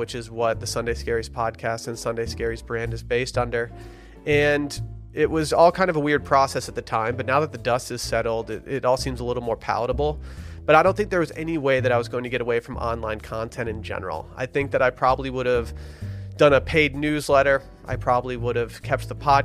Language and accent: English; Harbor Springs, Michigan, United States; my hometown of Harbor Springs, Michigan